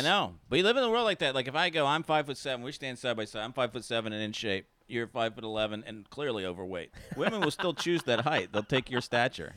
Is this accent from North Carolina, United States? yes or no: yes; North Carolina, United States; moved away; I'm from North Carolina originally. Born and raised